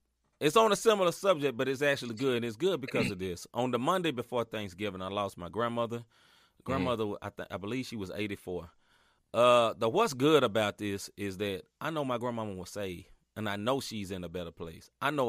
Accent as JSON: {"language": "English", "town": "Chicago", "region": "Illinois", "country": "United States", "said": "I'm from Chicago. We freeze everything."}